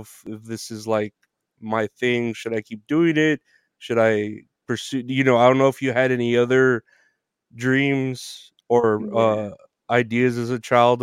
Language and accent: English; Uvalde, Texas, United States; now in San Antonio, United States; I was born and raised in Uvalde. I mean, I didn't move too far. I moved to San Antonio